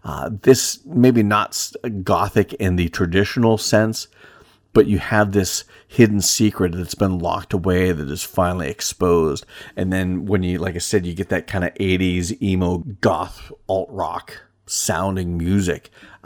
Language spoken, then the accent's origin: English; Pennsylvania, United States; You know, growing up in Northwest Pennsylvania, I spent most of my summer days running the woods behind my great grandmother's house